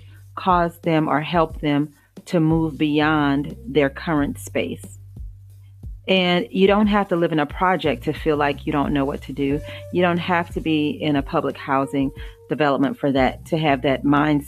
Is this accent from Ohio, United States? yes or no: no; Louisiana, United States; I grew up in Louisiana